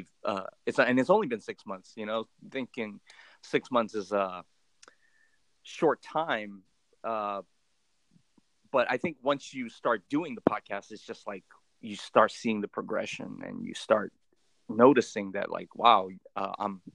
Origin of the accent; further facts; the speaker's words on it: Oakland, California, United States; first language Cantonese; English is a second language; growing up in Oakland, California.